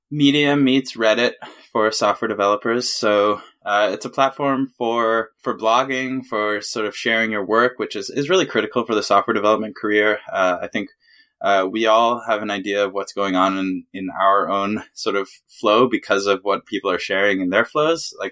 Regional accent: Canada; now in New York, United States; I moved to New York from Canada to to do that, and that was my first gig.

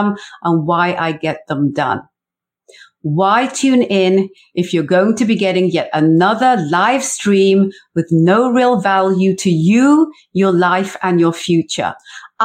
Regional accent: South Wales, United Kingdom; moved away as an adult; also born or lived in England; now in Canada; I was born in England in the 70s. I grew up in South Wales in the 80s. I had an arranged marriage that brought me to Canada in the early 90s.

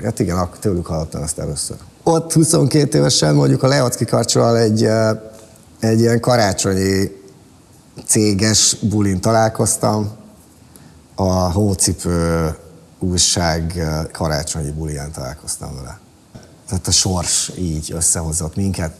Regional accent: Balatonszárszó, Somogy, Hungary; born or raised there

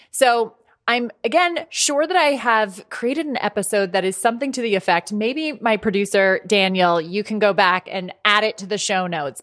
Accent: Ireland; also born or lived in United States; I'm a hundred percent Irish.

